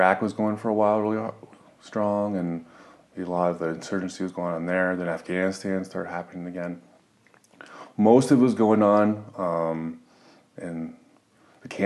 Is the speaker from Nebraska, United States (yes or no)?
yes; Omaha, Nebraska, United States; I'm from Omaha, Nebraska